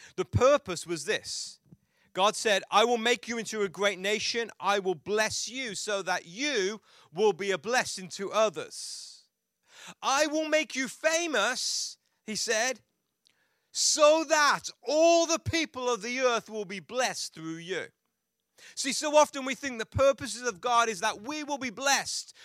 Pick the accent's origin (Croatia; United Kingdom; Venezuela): United Kingdom; England; growing up in England